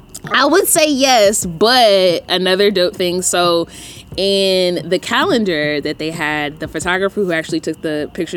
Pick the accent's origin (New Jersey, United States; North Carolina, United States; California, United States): North Carolina, United States; The countryest thing that I get where you know I'm from North Carolina is where...